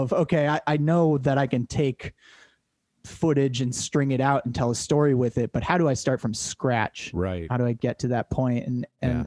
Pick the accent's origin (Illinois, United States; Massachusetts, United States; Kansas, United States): Massachusetts, United States; Cape Cod; born or raised there